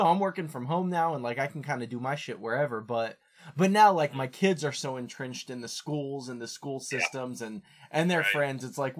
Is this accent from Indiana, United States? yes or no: yes; Bloomington, Indiana, United States; moved away as an adult; now in Chicago, United States; I loved growing up in Bloomington. Like, Bloomington is such a fun place to grow up. And even, like, now I'm to the point, because I moved to Chicago in, like, 2015.